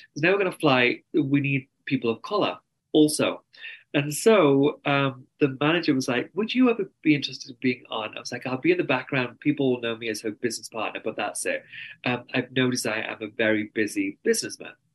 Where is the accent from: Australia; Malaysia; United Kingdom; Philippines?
United Kingdom; England; accent: very strong English accent; moved away as an adult; also born or lived in New York, United States; now in Salt Lake City, United States; I'm very English, and that means my family's my therapist